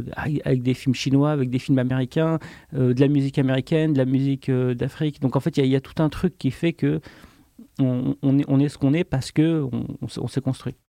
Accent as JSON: {"language": "French", "town": "Le Puy-en-Velay", "region": "Auvergne-Rhône-Alpes", "country": "France", "tie": "born or raised there", "moved": "as an adult", "said": "j'ai grandi au Puy-en-Velay, euh, mhm. en, Haute-Loire, en, Auvergne"}